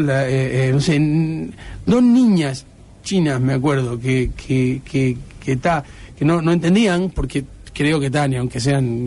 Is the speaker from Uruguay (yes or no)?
yes; Uruguay